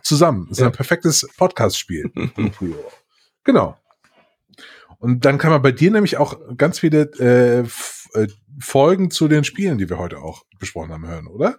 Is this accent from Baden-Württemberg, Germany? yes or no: no; Mainz, Rhineland-Palatinate, Germany; moved away; meine alte Heimat, um die Ecke Mainz